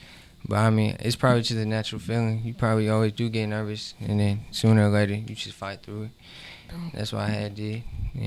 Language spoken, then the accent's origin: English; Gwinnett County, north side of Atlanta, Georgia, United States; I'm from Gwinnett. That's north side of Atlanta